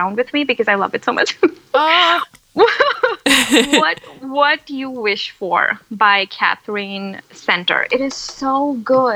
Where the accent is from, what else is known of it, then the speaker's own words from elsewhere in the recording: India; moved away as an adult; so I grew up in India. So I'm from India. So I went to college in India